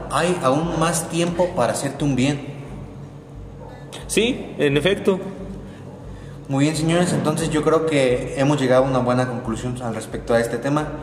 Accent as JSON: {"language": "Spanish", "country": "Mexico", "said": "¿qué nos ha enseñado la pandemia a nosotros como mexicanos? Nos ha mostrado que somos un país de gente"}